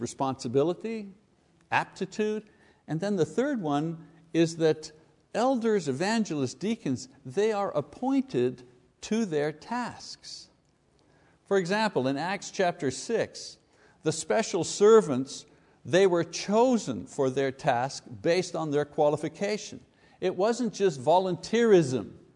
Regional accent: Montreal, Quebec, Canada; If you're Italian, growing up in Quebec, you're one hundred percent sure that you're gonna be growing up in the Catholic Church.

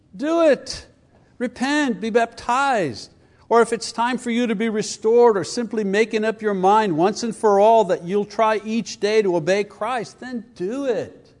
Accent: Canada; I come from Canada.

